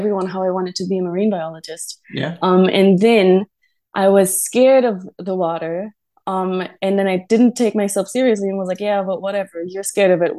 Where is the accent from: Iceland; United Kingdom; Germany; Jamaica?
Germany; moved away as an adult; now in Nusa Lembongan, Indonesia; I was born and raised in Germany